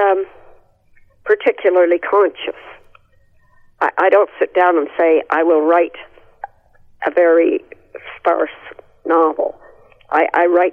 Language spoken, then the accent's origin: English; Canada; when I was young, I never knew anybody who wasn't a Canadian